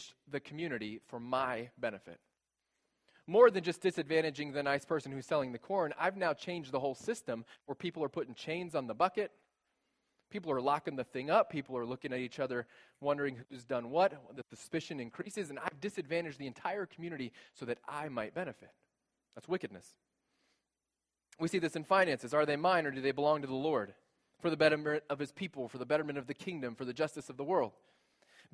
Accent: United States; also born or lived in South Africa; I was born in America in the 20th century

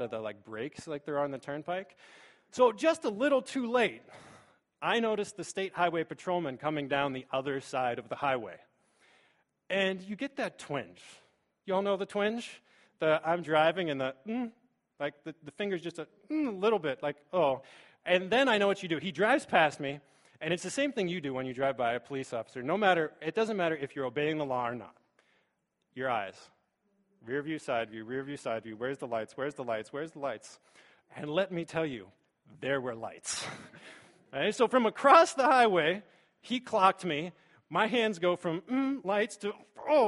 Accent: Pittsburgh, Pennsylvania, United States; moved away as an adult; now in Bowling Green, United States; I am from Pittsburgh

